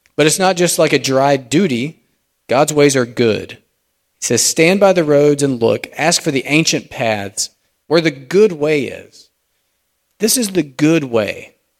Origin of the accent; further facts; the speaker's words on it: United States; us as American Christians